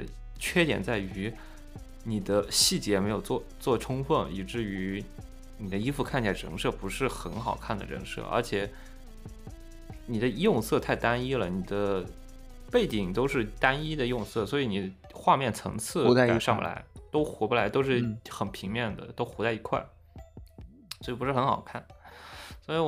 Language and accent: Chinese; China; 所以说我一般都是日文或者英文回复，所以说你也看不出来我是中国人还是日本人之类的，对吧？